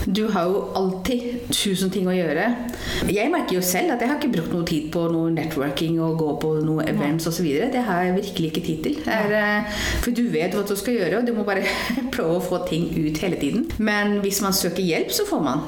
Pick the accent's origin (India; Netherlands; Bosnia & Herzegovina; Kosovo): India; Delhi; Norwegian is a second language; moved away as an adult; now in Norway; jeg kommer jo fra India, det har jeg jo ikke sagt det. Ja. Ja. Um, vokst opp i Delhi